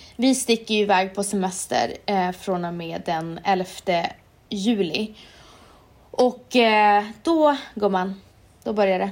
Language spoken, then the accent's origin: Swedish; Umeå, Västerbotten County, Sweden; när jag var liten i Umeå.